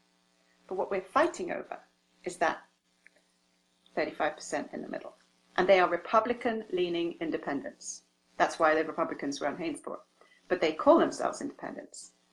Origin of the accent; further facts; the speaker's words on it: England, United Kingdom; now in Hainesport, United States; I come from England.